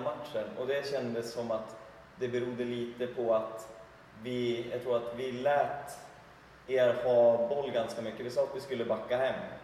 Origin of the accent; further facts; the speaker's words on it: Krokom, Jämtland, Sweden; Född och uppväxt i Krokom